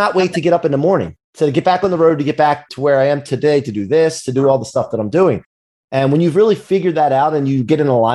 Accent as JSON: {"language": "English", "area": "outside of Philadelphia", "region": "Pennsylvania", "country": "United States", "tie": "born or raised there", "said": "I grew up outside of Philly"}